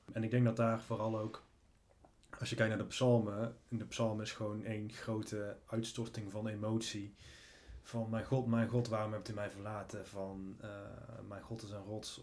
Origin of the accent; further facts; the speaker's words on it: Valkenswaard, North Brabant, Netherlands; de gemeente waar ik vandaan kom, Evangelische gemeente in Valkenswaard